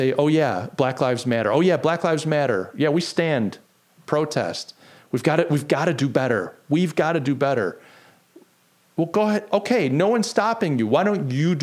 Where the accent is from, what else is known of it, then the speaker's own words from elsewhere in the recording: United States; I'm an American